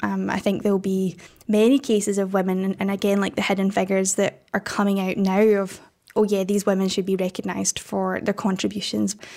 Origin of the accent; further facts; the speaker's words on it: Scotland, United Kingdom; accent: Scottish; got rejected from every art school in the country, which was Scotland, if you can't tell from my accent